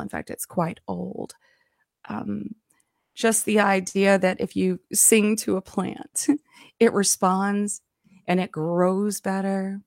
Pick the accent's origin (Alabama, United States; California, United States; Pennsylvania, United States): Alabama, United States; I grew up down here in Alabama